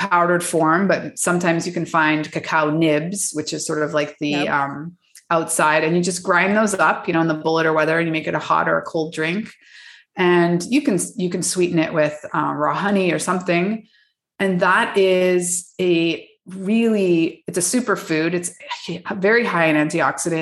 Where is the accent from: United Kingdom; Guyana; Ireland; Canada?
Canada; moved away; I'm actually from Canada